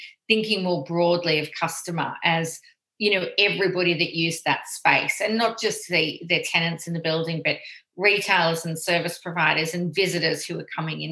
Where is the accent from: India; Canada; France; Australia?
Australia; accent: Australian; moved away as an adult; now in London, United Kingdom; my accent probably gives it away that we're actually founded in Australia